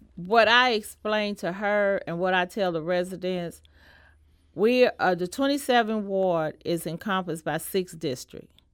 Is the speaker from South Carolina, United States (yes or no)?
no; St. Louis, Missouri, United States; I was born in Saint Louis and I was raised in Saint Louis, in North Saint Louis